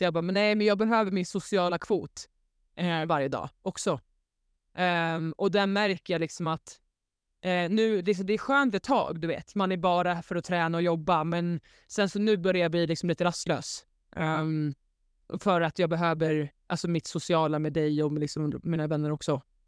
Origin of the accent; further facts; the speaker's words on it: Svedala, Skåne, Sweden; Äntligen hemma i Slödala